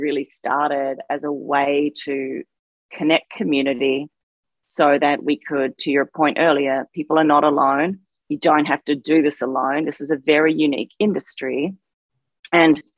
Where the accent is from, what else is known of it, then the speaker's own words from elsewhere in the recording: Australia; moved away; growing up in Australia, a culture that has a pretty hefty and healthy drinking culture